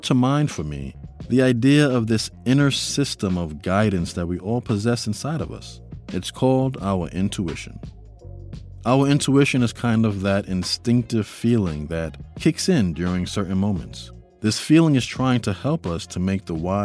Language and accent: English; New York City, New York, United States; I grew up in New York City. It was a huge part of the foundation of my upbringing. I lived in the Bronx